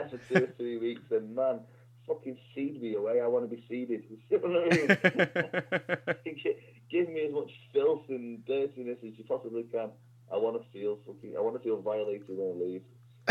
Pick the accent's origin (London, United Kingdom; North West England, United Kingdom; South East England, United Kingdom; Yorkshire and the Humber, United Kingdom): North West England, United Kingdom; Warrington; I grew up in a place called Warrington.